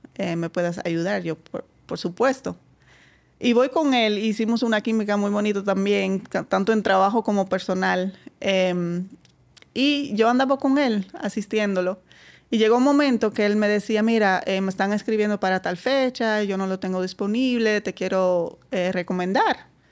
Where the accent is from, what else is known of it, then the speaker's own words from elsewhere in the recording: Netherlands; Spanish is a second language; moved away as an adult; now in Dominican Republic; bastante lejos de mi pueblo. Eh, lejos en Holanda son dos horas.